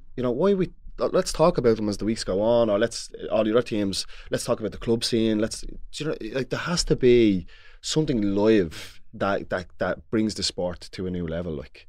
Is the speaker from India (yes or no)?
no; Dublin, Leinster, Ireland; I'm from Dublin